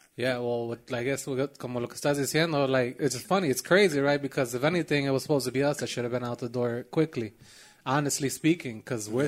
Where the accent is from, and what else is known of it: Chicago, Illinois, United States; born or raised there